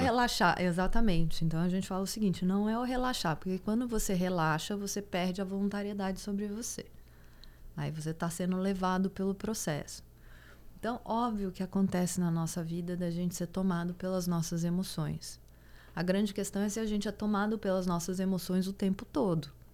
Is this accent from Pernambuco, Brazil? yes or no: no; Goiás, Brazil; Eu sou do Goiás e, e, do Goiás mesmo, assim. Então, todo fim de semana eu tava em sítio